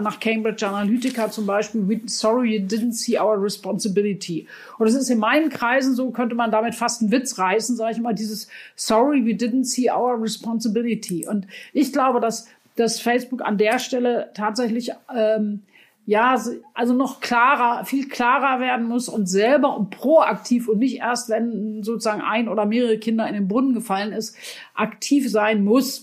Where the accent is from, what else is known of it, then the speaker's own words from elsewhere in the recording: Germany; bei uns in Deutschland